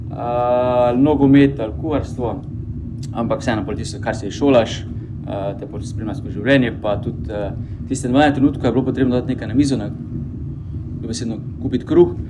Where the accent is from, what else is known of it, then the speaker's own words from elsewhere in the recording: Maribor, Drava, Slovenia; Mariborčani smo